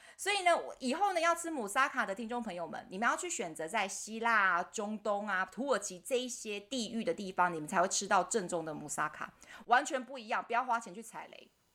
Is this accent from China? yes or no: no; Taiwan; 我们台湾人